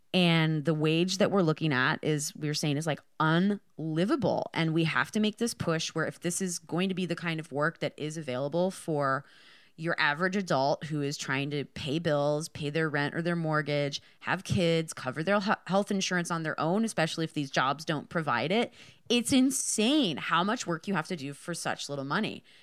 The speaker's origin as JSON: {"language": "English", "region": "Michigan", "country": "United States", "said": "I'm from Michigan"}